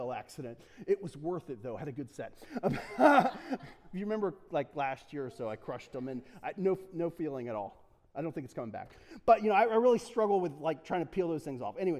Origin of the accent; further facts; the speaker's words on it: United States; Love being American